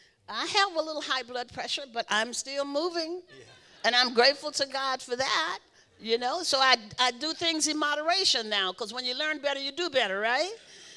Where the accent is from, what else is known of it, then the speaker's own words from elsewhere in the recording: Louisiana, United States; It was a very interesting life. My father was a Baptist minister.